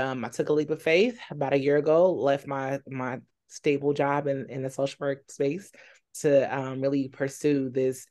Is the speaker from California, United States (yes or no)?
yes; California, United States; moved away as an adult; also born or lived in Alabama / New York; now in Charlotte, United States; I'm originally from California